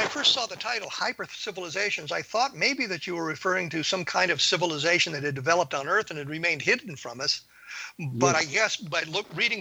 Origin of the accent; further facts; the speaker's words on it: United States; I grew up in the United States